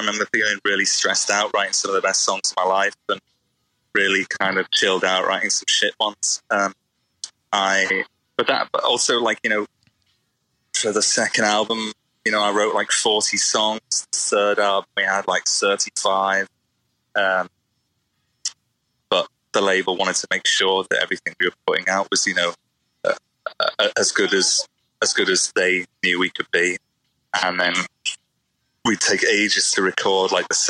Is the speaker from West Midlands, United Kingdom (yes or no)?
no; Liverpool, North West England, United Kingdom; And I don't think we sound particularly like we're from Liverpool.